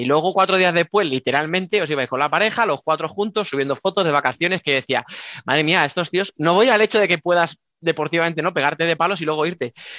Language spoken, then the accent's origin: Spanish; Albacete, Castilla-La Mancha, Spain; soy de Albacete